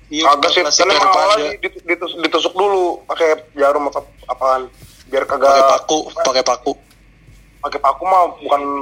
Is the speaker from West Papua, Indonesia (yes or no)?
no; Jakarta, Indonesia; born there; gue tuh lahir di Jakarta cuman gue pernah tinggal di luar Jakarta juga